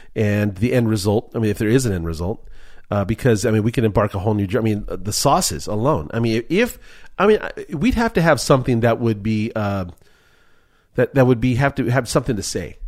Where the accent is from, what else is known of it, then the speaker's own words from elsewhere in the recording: Culver City, California, United States; I'm from Culver City